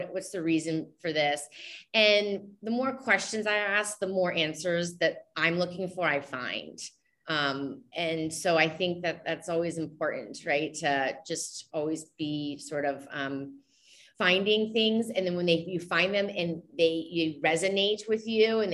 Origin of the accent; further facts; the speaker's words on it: the South, United States; I'm coming from the South